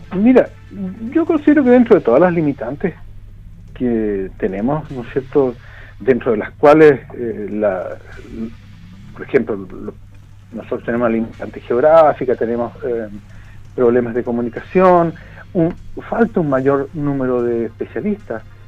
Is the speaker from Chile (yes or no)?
yes; Chile; como chilenos tenemos una concepción del riesgo